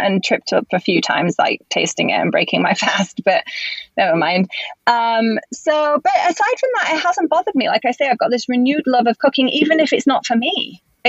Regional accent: England, United Kingdom; also born or lived in Spain; now in Los Angeles, United States; being English

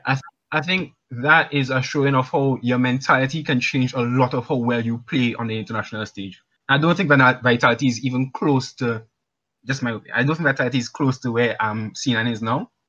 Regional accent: Grenada; also born or lived in Trinidad; now in Trinidad and Tobago; I'm calling from Grenada. Well, actually Trinidad, currently

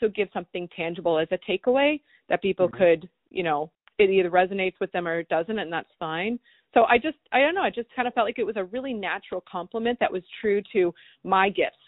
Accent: East Coast, United States; I grew up in the East Coast

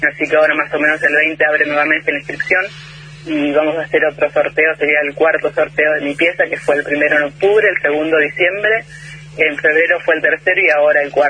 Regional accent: Argentina; me llena de orgullo como, como Argentina

